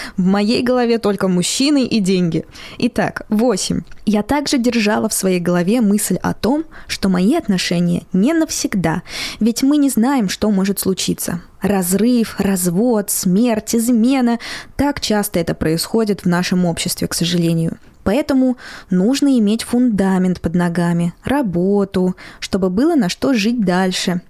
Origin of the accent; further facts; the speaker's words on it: Moscow, Russia; я родилась и выросла в Москве